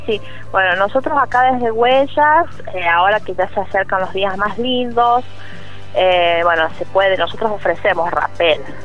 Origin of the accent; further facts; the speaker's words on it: La Carolina, San Luis, Argentina; mi pueblo